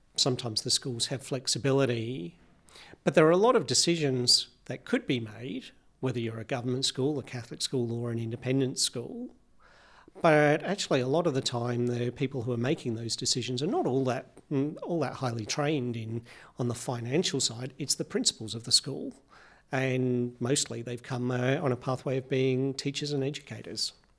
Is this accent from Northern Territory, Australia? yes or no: no; Victoria, Australia; in Victoria, my home state